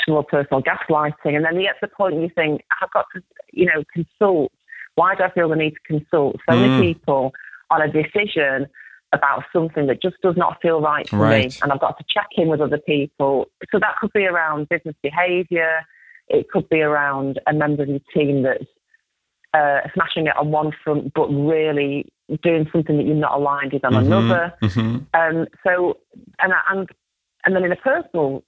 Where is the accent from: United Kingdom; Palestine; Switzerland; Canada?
United Kingdom; Salford, North West England; I grew up in Salford in Manchester in the 70s